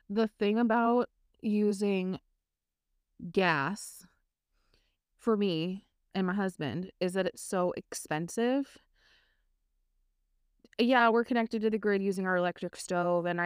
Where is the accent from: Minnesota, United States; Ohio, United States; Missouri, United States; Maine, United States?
Minnesota, United States; Minneapolis; I grew up in Minnesota in the Twin Cities. We spent a lot of time up north in Duluth, north of Duluth